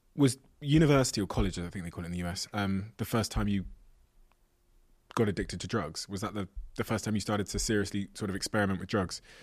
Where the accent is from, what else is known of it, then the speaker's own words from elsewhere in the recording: Devon, South West England, United Kingdom; I grew up in Devon in the Southwest